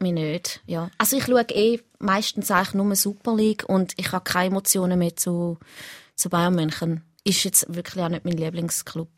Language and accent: German; near Schaffhausen, Thurgau, Switzerland; now in Winterthur, Switzerland; Ich bin ja in der Nähe von Schaffhausen aufgewachsen in Richlingen